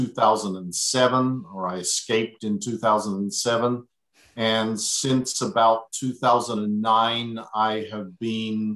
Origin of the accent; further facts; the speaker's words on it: Adelaide, South Australia, Australia; went from my hometown of Adelaide to Melbourne